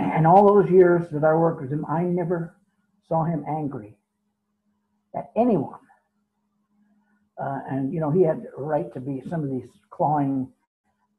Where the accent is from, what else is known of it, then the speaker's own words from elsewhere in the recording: San Francisco, California, United States; San Francisco, my hometown